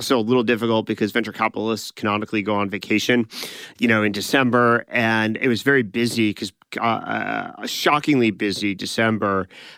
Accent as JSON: {"language": "English", "region": "California", "country": "United States", "tie": "born or raised there", "said": "we grew up in Silicon Valley that went through 2000 to 2002."}